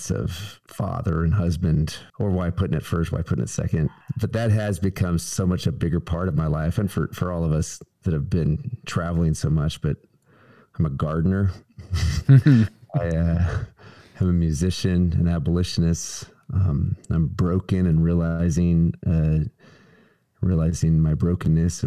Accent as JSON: {"language": "English", "region": "Nebraska", "country": "United States", "moved": "yes", "lives_now": "Tennessee, United States", "said": "my home state of Nebraska"}